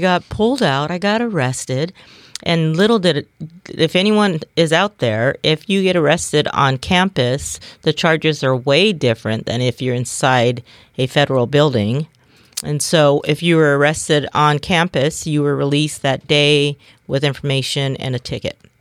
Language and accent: English; Bremerton, Washington, United States; I was born and raised in Kitsap County, um, born and raised in Bremerton.